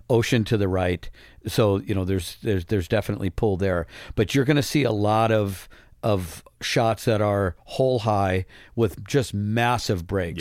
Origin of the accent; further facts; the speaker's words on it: Midwest, United States; growing up in the Midwest